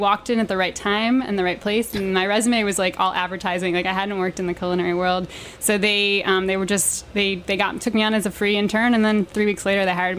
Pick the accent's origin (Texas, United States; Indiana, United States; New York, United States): New York, United States; New York City; also born or lived in Los Angeles; I grew up in New York City.